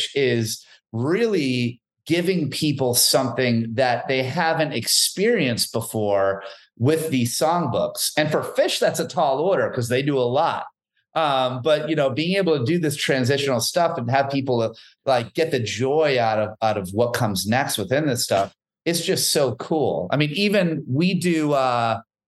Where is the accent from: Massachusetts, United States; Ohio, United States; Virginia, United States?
Massachusetts, United States; Boston; Boston's our hometown. We're from Boston.